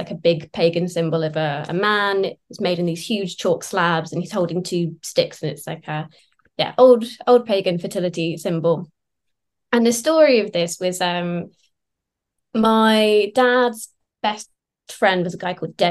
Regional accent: Sussex, South East England, United Kingdom; born or raised there; also born or lived in London

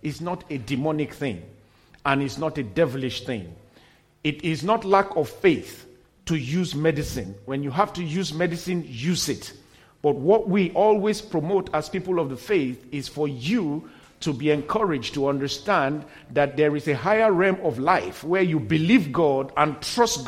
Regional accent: Nigeria; also born or lived in United States; we got back to my home country, Nigeria

